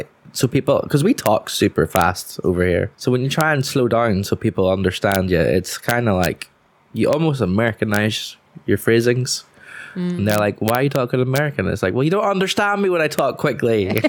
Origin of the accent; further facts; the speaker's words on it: Coleraine, Northern Ireland, United Kingdom; now in Belfast, United Kingdom; I'm from the north coast of Northern Ireland, Coleraine, if you want to be super specific. But I also have been living in Belfast for the last 10 odd years. So my accent's a bit of a mess